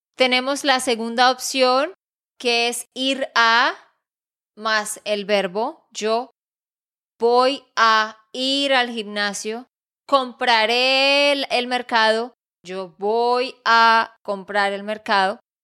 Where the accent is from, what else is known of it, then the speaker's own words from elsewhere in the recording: Santander, Colombia; de Santander, Colombia